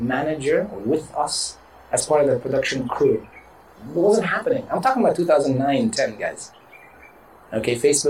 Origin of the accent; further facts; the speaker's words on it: Dubai, United Arab Emirates; first language English; I'm a kid from Dubai.